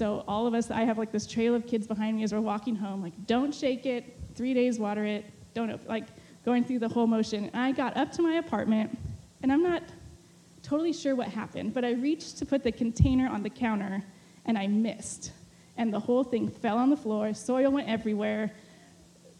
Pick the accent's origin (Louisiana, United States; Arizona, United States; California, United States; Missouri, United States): California, United States; moved away as an adult; also born or lived in Mexico; I had just been back in California for maybe 2 or 3 months